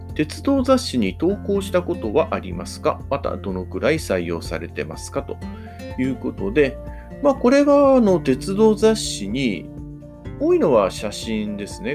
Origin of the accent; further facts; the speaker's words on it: Hamamatsu, Shizuoka, Japan; 私のいる地元の浜松